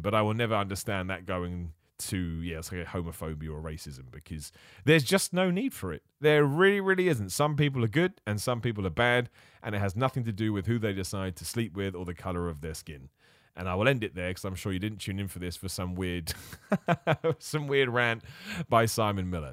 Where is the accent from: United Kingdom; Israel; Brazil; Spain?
United Kingdom; England; I was born over here in England.